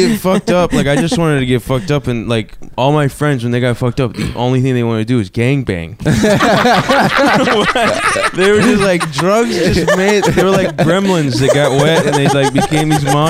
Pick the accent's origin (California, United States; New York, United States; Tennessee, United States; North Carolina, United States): North Carolina, United States; I'm from North Carolina